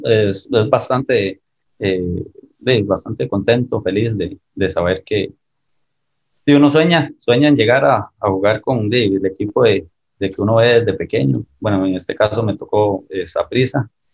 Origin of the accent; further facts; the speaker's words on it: Escazú, San José, Costa Rica; me crié en, Escazú, en el Atlético de Escazú